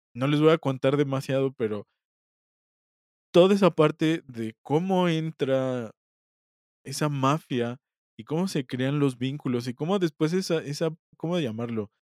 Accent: Mexico; nosotros como mexicanos

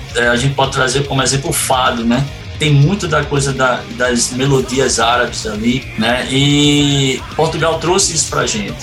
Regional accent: Recife, Pernambuco, Brazil; Eu, eu sou nordestino, sou natural de Recife, Pernambuco

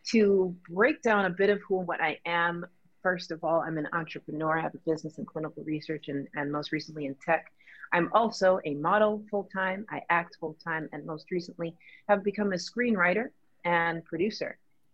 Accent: Jamaica; I'm super Jamaican

